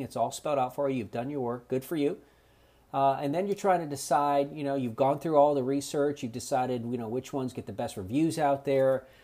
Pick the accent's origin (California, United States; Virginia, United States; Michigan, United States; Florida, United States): Florida, United States; South; now in North Carolina, United States; growing up in South Florida